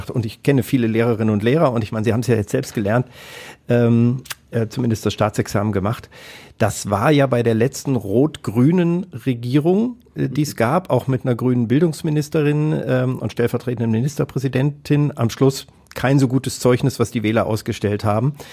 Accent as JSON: {"language": "German", "region": "Hesse", "country": "Germany", "tie": "born or raised there", "said": "ich bin in Hessen aufgewachsen"}